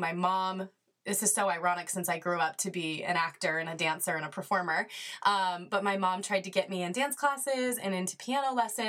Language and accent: English; Colorado, United States; moved away as an adult; now in California, United States; I like to share with people that even though I'm based in California, I was born and raised in Colorado. So I'm a Colorado girl through and through.